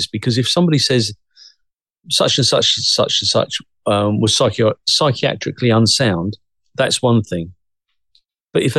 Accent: United Kingdom; also born or lived in Cressing, Essex; the UK's ours

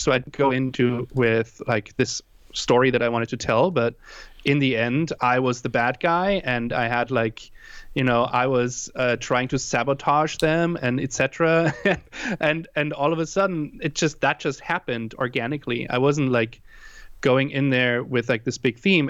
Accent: Germany; also born or lived in Hawaii; now in San Diego, United States; I am originally from Germany. That's why I have that weird, uh, uh, what, what would you call it, accent

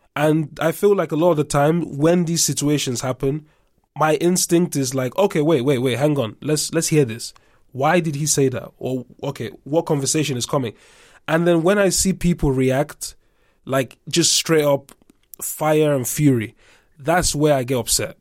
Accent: Nigeria; moved away; also born or lived in England; I'm Nigerian, right? So I grew up half in Nigeria, half in England.

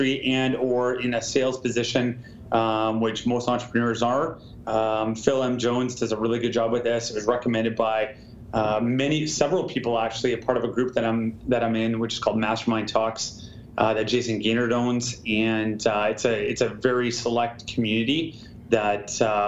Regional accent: Vancouver, British Columbia, Canada; living in and growing up in Vancouver and in the Great White North in Canada

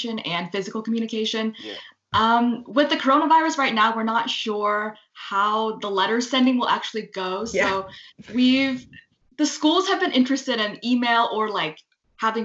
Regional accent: Seattle, Washington, United States; also born or lived in Taiwan; I'm from the Seattle area, currently right there, right now.

